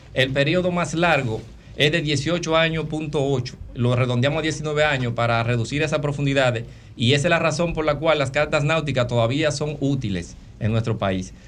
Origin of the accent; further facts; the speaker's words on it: Dominican Republic; como dominicanos